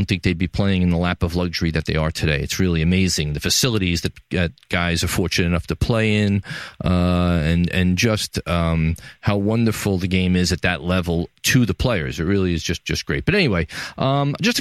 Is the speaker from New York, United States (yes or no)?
yes; New York City, New York, United States; From the Gotham Podcast Studio in the heart of downtown New York City, my hometown, the greatest city in the world